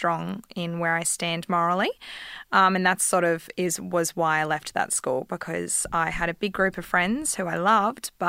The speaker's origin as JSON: {"language": "English", "region": "Victoria", "country": "Australia", "tie": "born or raised there", "also_born_or_lived": "Emerald", "moved": "yes", "lives_now": "Queensland, Australia", "said": "we grew up with them in Victoria as well"}